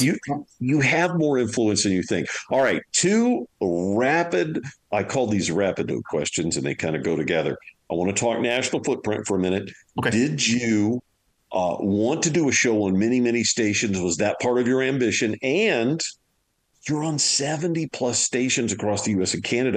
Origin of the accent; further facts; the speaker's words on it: Louisiana, United States; I'm from Louisiana